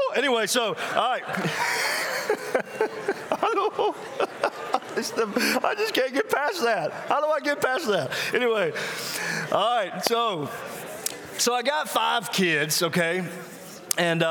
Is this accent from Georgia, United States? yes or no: no; Mississippi, United States; now in South Carolina, United States; I'm actually from, I live in South Carolina now, but I'm actually from Mississippi.